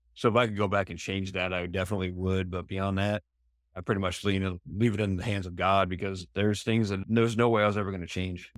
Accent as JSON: {"language": "English", "region": "New Hampshire", "country": "United States", "tie": "born or raised there", "also_born_or_lived": "Arizona", "moved": "yes", "lives_now": "San Diego, United States", "said": "where I grew up in New Hampshire"}